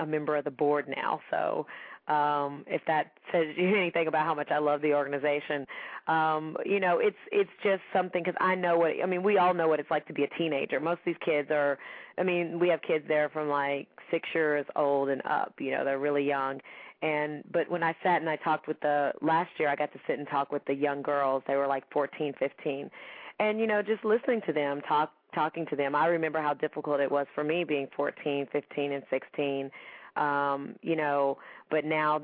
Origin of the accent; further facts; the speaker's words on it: Gallatin, Tennessee, United States; I grew up in Nashville, Tennessee, and small town, well, actually a small town outside of Nashville called Gallatin, Tennessee.